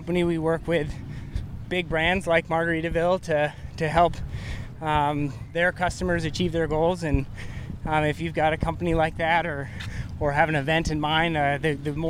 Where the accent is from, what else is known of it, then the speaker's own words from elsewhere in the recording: the Northwest, Pacific Northwest, United States; I grew up in the Northwest